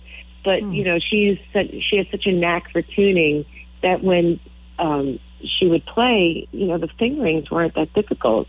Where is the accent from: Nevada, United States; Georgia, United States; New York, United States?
New York, United States; Long Island; I grew up on Long Island